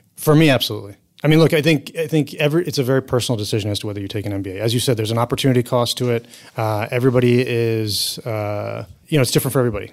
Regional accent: United States; I've grown up most of my life in the U.S.

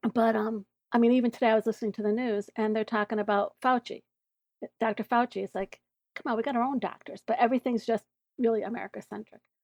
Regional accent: United States; moved away as an adult; now in Canada; although I'm an American, I'm, became a, uh, dual citizen a couple of years ago

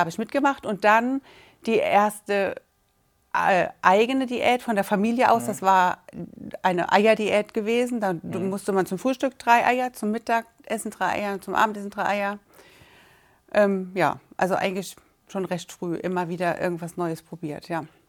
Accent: Braubach, Rhineland-Palatinate, Germany; wir kommen aus Braubach

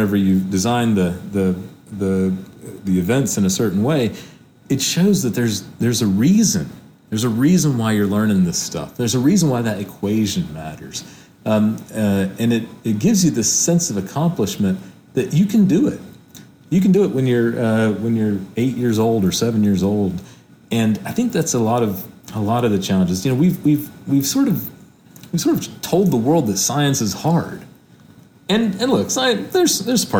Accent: Hickory, North Carolina, United States; I grew up in Hickory, North Carolina, where most people worked in manufacturing.

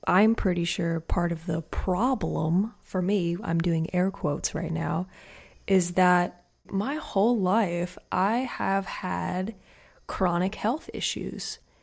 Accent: Madison, Indiana, United States; moved away as an adult; now in Rogersville, United States; I was raised in Madison, Indiana, which is a sweet little small town

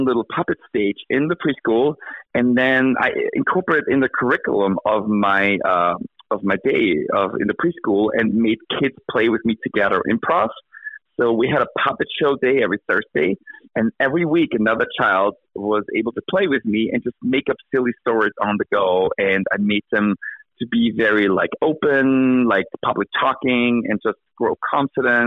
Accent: Austria; moved away as an adult; now in Albany, United States; I grew up in Austria

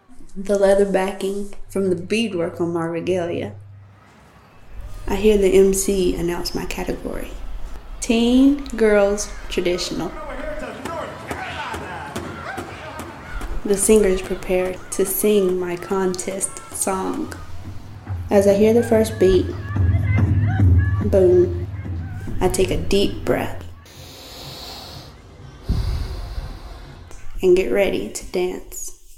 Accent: Buckhead, North Carolina, United States; I'm 17 years old and I'm from Buckhead

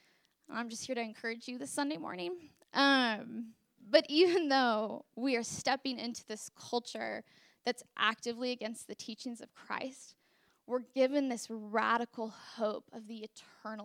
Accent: Portland, Oregon, United States; now in Princeton, United States; I'm from Portland, Oregon, and in Portland, our idol is just straight hedonism

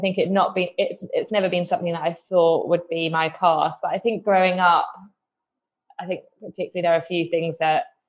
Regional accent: Reading, South East England, United Kingdom; I grew up just outside London, sort of near Reading

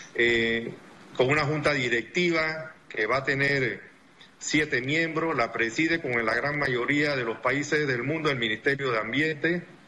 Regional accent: Panama; nosotros como panameños

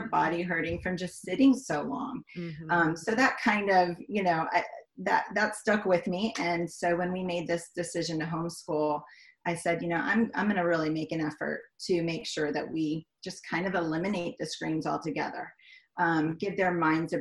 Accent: Miami, Florida, United States; moved away as an adult; also born or lived in Raleigh, North Carolina / Washington, D.C.; I grew up in Miami, Florida for 20-something years

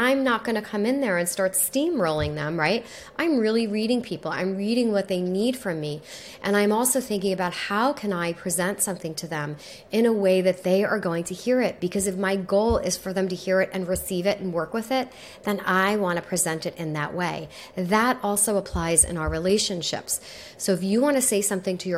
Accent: New York, United States; I'm also from New York

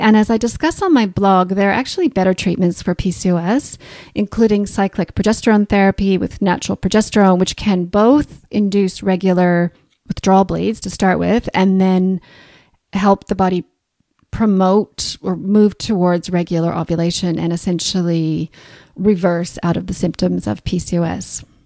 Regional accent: Canada; accent: Canadian, mixed with Australian; moved away as an adult; also born or lived in Australia; now in Christchurch, New Zealand; As you can probably hear from my accent, I'm Canadian, mixed with a few years in Australia

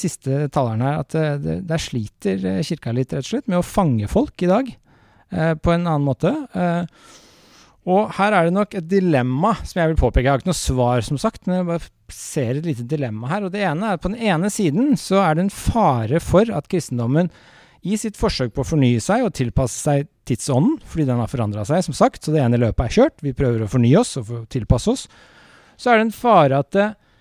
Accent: Norway; jeg vokste opp med den i Norge

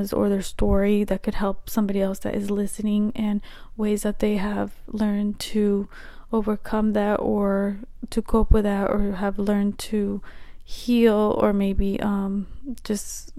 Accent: the Midwest, a small town in Nebraska, United States; I'm from the Midwest, a small town in Nebraska

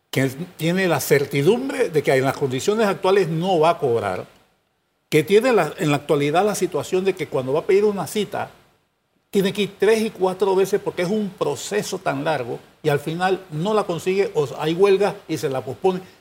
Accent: Panama; Somos nosotros, los panameños, que estamos atrincherados en posiciones

